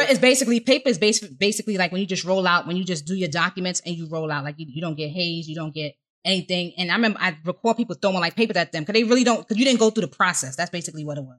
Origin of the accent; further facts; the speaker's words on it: New York, United States; I was from New York